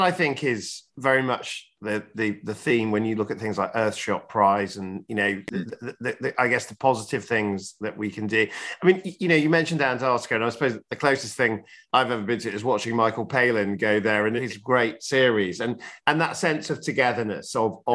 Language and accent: English; Yorkshire and the Humber, United Kingdom; as a Yorkshireman